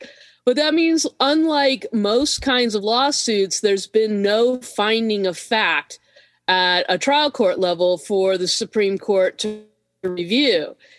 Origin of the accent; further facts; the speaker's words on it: Southern California, United States; moved away as an adult; also born or lived in Portland / Massachusetts / Indiana / Florida; I grew up in Southern California with drought and potential water issues